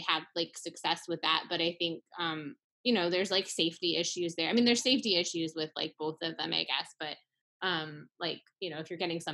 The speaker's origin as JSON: {"language": "English", "region": "Tennessee", "country": "United States", "tie": "born or raised there", "said": "growing up in Tennessee"}